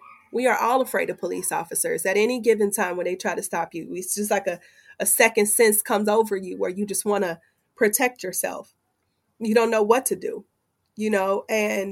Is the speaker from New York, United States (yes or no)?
no; Cincinnati, Ohio, United States; I'm from Cincinnati